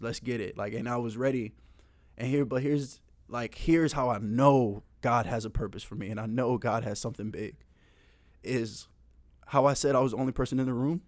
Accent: Tampa, Florida, United States; also born or lived in Charleston, South Carolina; I moved to Tampa when I was in first grade. Um, from there, I've been literally lived all over Tampa.

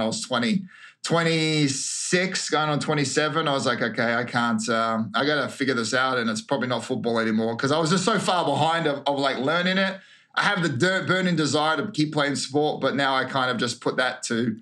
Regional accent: Australia; moved away as an adult; also born or lived in New Zealand / Queensland / Victoria / France; now in United States; I was uh, raised in Queensland and Victoria, but I was born in New Zealand till I was 10.

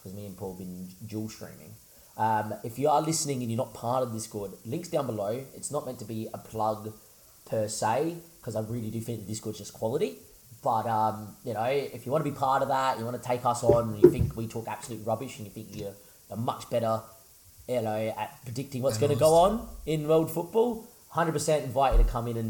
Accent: Australia; we're Australian

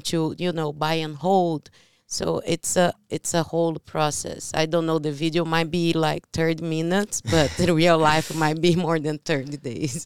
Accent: Brazil; English is a second language; moved away; I'm from Brazil

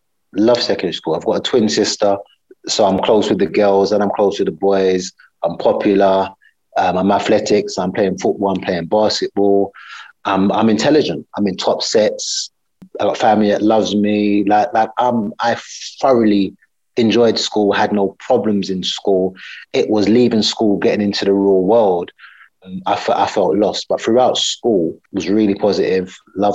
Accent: United Kingdom; Yes, British Yardie. I'm British Yardie.

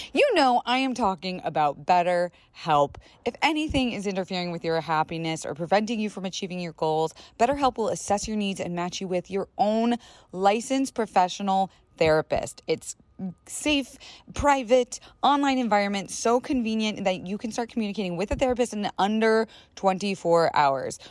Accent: Florida, United States; I was raised in Florida

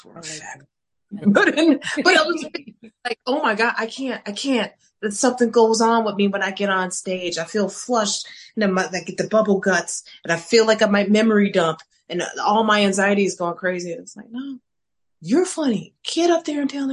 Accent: Chicago, Illinois, United States; moved away as an adult; also born or lived in Shanghai; I'm from Chicago. I lived on the Northwest side

